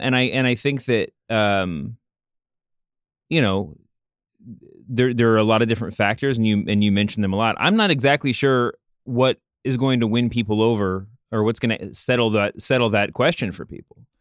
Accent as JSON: {"language": "English", "town": "Louisville", "region": "Kentucky", "country": "United States", "tie": "born or raised there", "said": "I grew up in Louisville, Kentucky"}